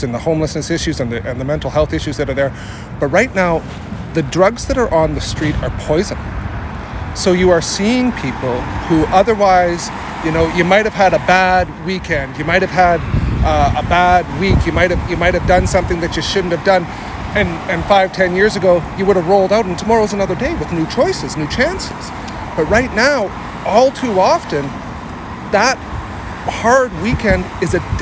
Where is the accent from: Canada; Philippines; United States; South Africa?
Canada; Saskatoon, Saskatchewan; I come from a prairie town. I come from Saskatoon